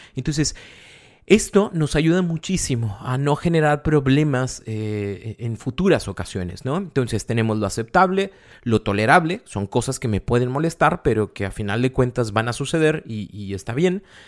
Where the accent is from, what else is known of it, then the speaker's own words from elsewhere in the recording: Monterrey, Nuevo León, Mexico; somos de Monterrey